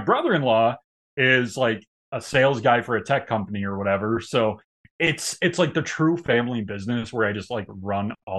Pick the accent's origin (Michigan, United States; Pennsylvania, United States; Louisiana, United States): Michigan, United States; I'm a good old Michigan boy at heart.